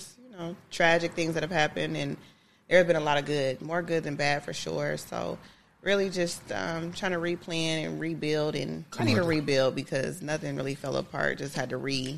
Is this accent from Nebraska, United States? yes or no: yes; Omaha, Nebraska, United States; I'm from Omaha.